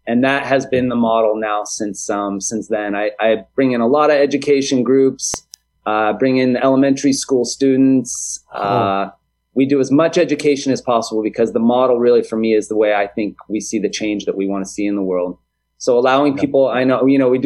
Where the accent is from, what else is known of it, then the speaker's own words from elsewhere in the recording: California, United States; now in Hawaii, United States; born and raised in California